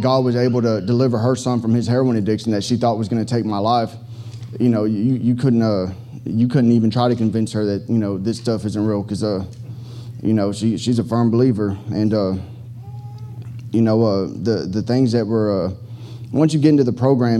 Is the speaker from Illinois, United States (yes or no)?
no; Fort Worth, Texas, United States; now in Houston, United States; from Fort Worth, Texas